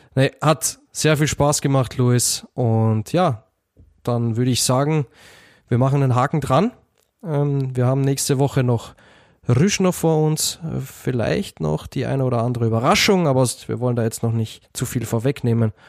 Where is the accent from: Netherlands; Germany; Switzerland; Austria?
Austria; ich als Österreicher habe mich als Kind eher mit Tom Turbo und der Knickerbockerbande beschäftigt.